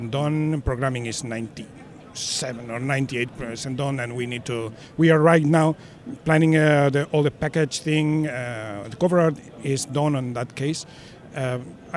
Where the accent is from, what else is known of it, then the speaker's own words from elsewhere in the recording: Spain; I'm from Spain